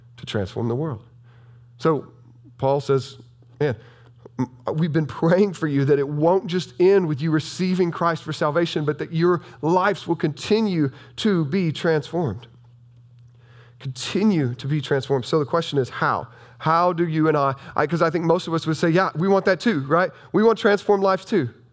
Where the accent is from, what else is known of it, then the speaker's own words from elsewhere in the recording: southern Illinois, United States; this is still Bible Belt country down here